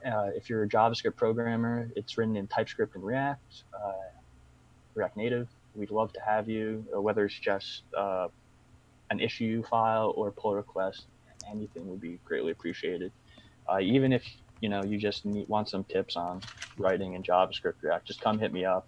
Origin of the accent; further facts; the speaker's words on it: United States; as American Bitcoiners